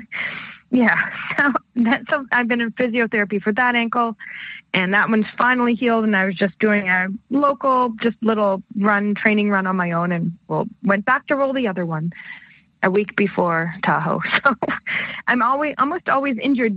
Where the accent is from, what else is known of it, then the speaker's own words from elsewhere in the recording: Canada; I'm Canadian